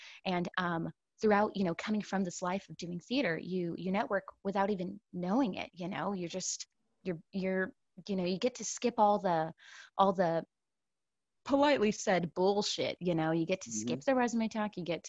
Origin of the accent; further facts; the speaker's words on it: San Antonio, Texas, United States; moved away as an adult; also born or lived in Brooklyn, New York; now in New York, United States; I hail originally from San Antonio, Texas, and I've been in New York, in Brooklyn, for about 7 years now.